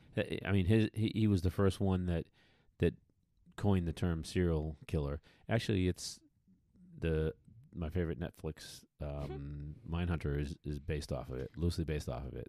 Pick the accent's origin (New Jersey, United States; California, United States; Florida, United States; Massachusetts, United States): Massachusetts, United States; just west of Boston; moved away; In my home state of Massachusetts, out out west, you know, I grew up just west of Boston